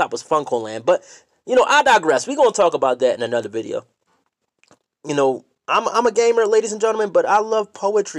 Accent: Philadelphia, Pennsylvania, United States; We grew up in Philly. We're all from Philadelphia, PA

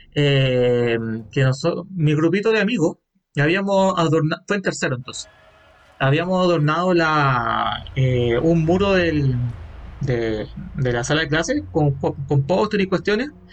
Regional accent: Calama, Antofagasta, Chile; en la ciudad de Galama, de donde vengo

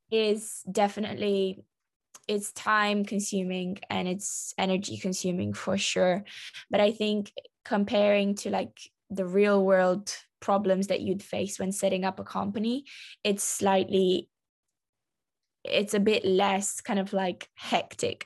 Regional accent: London, United Kingdom; I am Romanian, but I was raised in London

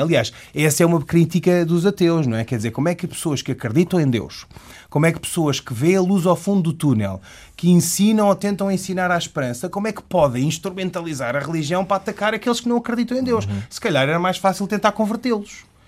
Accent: Portugal; Eu, como ocidental, como português, que professa a religião islâmica

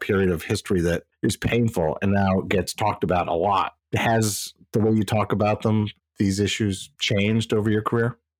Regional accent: Midwest, United States; moved away as an adult; now in East Coast, United States; I'm from the Midwest so I've chosen to live on the east coast most of my adult life

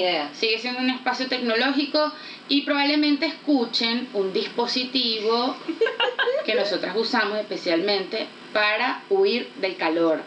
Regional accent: Venezuela; accent: Venezuelan; now in Santiago, Chile; Vivimos en Santiago de Chile, pero claramente somos venezolanas. Claramente digo por el acento

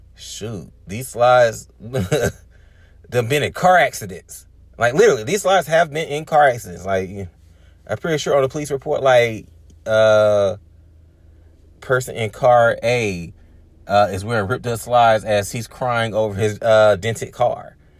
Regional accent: Decatur, Georgia, United States; I'm from Decatur, so my goal is not to actually live within the city limits of, um, Decatur or Atlanta metropolitan area

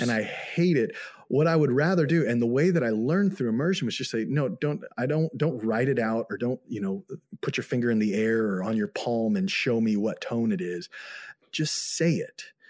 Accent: United States; moved away as an adult; also born or lived in Xinjiang, China; I'm an American

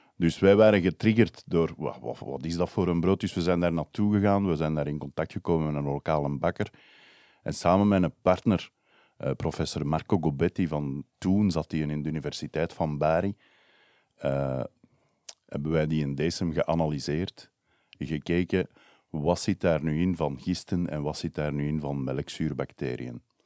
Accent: Brussels, Brussels-Capital Region, Belgium; ik kom uit Brussel

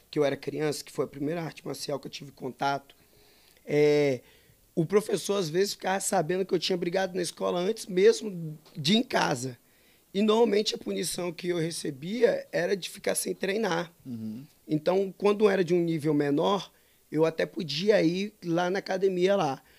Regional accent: Macaé, Rio de Janeiro, Brazil; also born or lived in Espírito Santo / Bahia; now in Domingos Martins, Brazil; eu sou de Macaé, Rio

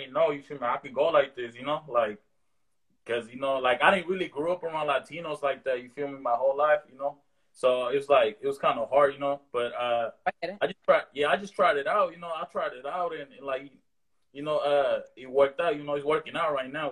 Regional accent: the Bay Area, California, United States; growing up in the Bay

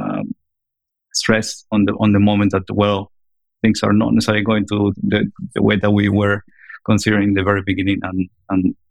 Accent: Argentina; moved away; I'm originally from Argentina.

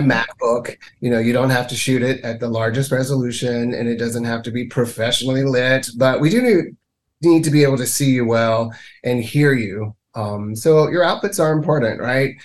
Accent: Mississippi, United States; moved away as an adult; now in Canada; I was born and reared in Mississippi

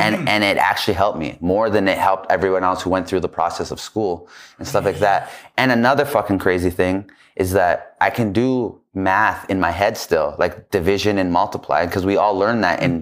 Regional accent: Calgary, Alberta, Canada; I grew up in Calgary

